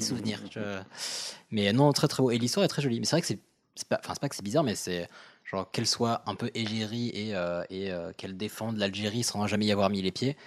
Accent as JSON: {"language": "French", "country": "Morocco", "said": "je viens du Maroc"}